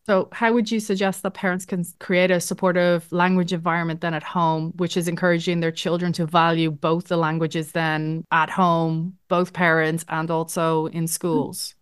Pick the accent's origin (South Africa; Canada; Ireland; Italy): Ireland; moved away as an adult; now in Netherlands; I was raised in Ireland